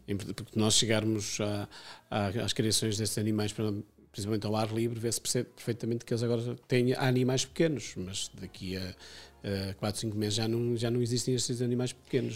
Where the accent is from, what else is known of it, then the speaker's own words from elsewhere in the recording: Amarante, Porto District, Portugal; sou de, de Amarante